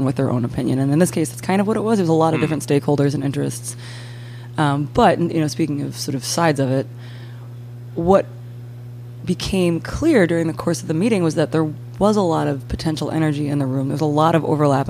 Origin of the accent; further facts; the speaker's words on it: Boston, Massachusetts, United States; now in New Orleans, United States; I'm originally from Boston